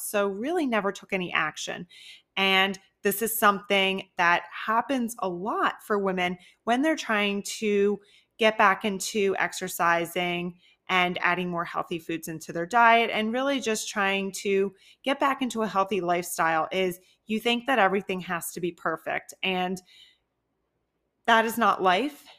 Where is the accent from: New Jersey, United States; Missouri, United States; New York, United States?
New Jersey, United States; also born or lived in Philadelphia, Pennsylvania; now in Tampa, United States; I am originally from New Jersey, a really small town near Philly